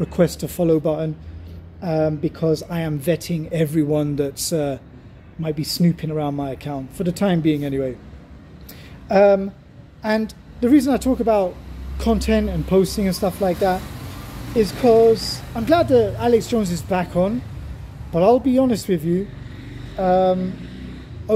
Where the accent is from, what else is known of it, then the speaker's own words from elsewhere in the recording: Germany; my home country, Germany